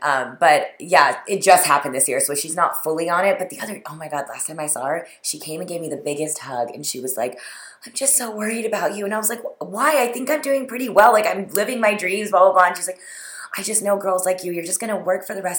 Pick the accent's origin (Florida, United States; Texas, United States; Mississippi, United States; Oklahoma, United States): Texas, United States; also born or lived in New York / South India; now in Los Angeles, United States; I grew up in Texas.